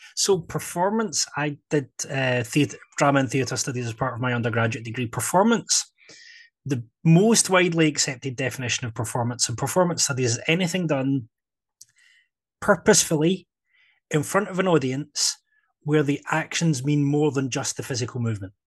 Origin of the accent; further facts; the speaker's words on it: Scotland, United Kingdom; I am Scottish